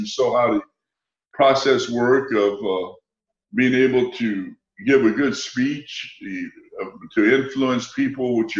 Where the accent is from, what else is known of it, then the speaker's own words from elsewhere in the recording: Louisiana, United States; It was hot. I can remember that. It was hot, and we grew up in a typical old wood frame house without air conditioning.